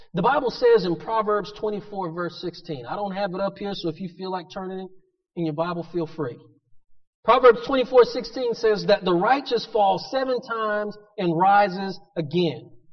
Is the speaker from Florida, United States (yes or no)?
yes; Pensacola, Florida, United States; growing up in Pensacola